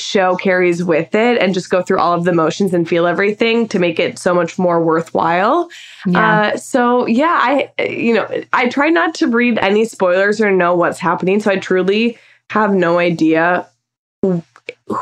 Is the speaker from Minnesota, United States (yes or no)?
yes; Minnesota, United States; I cannot wait to just see my hometown, the spots that I grew up